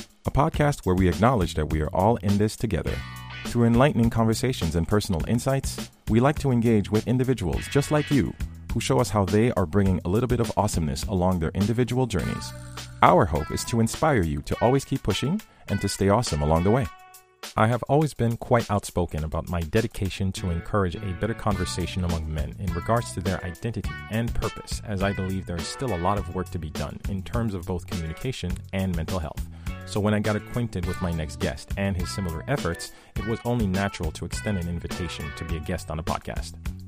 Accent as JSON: {"language": "English", "country": "Haiti", "said": "I come from Haiti. I come from a very traditionally macho society and culture"}